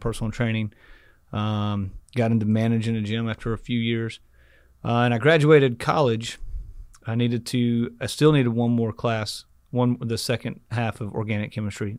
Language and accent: English; Rockwall, Texas, United States; also born or lived in Dallas, Texas; I grew up in Rockwall.